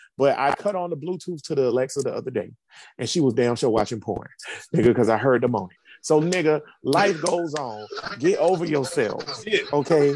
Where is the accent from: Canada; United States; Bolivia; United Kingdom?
United States; Jacksonville, Florida; I'm I'm from Jacksonville, and I'm I went to University of Florida